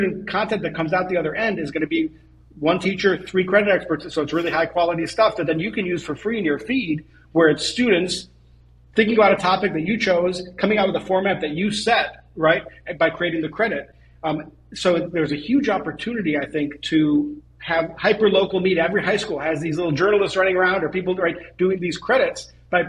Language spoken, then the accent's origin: English; Israel; I was born in Israel